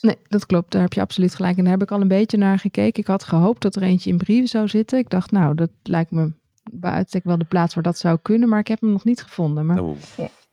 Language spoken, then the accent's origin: Dutch; Netherlands; dat we uit Nederland komen.